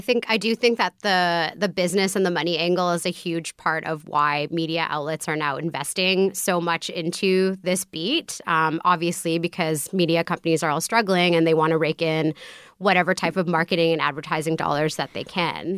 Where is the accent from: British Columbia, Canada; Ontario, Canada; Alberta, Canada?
British Columbia, Canada; Vancouver; I grew up in Vancouver